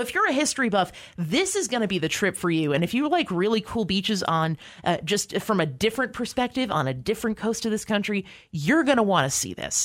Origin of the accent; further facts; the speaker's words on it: New York, United States; moved away; I'm from New York State originally